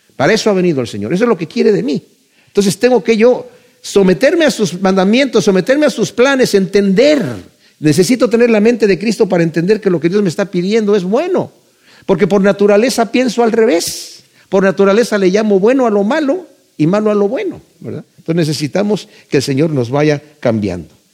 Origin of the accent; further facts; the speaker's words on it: Mexico; yo crecí en México